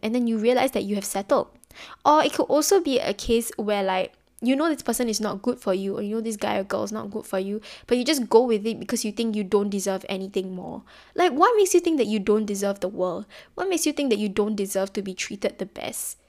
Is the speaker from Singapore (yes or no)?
yes; Singapore; especially being Singaporean